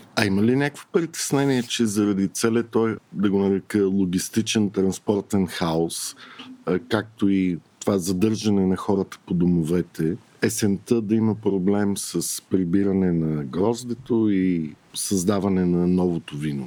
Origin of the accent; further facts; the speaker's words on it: Bulgaria; аз като един българин